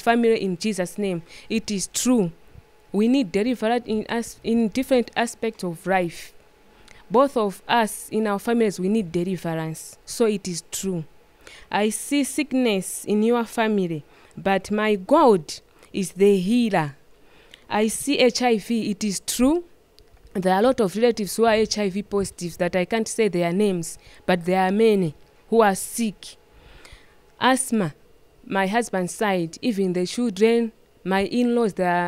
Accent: Lilongwe, Central Region, Malawi; I'm from Rirongwe, Area 49.

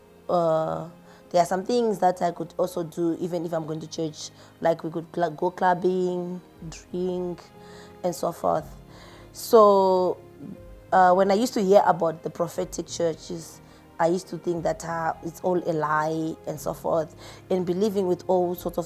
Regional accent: Zimbabwe; now in Pretoria, South Africa; Originally, I'm from Zimbabwe, but I'm working here in Pretoria, South Africa

